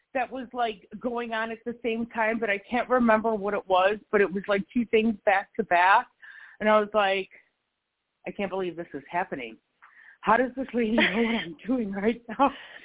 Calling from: North Carolina, United States; I'm in North Carolina.

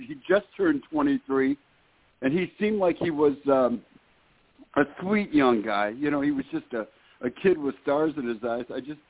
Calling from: Detroit, Michigan, United States; I'm calling you from Detroit, Michigan.

